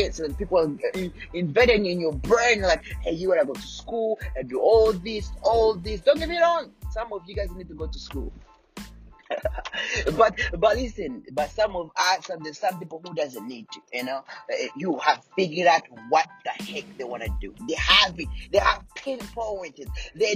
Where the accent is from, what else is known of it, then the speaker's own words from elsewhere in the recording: Rwanda; moved away; back in Rwanda, I was born in Rwanda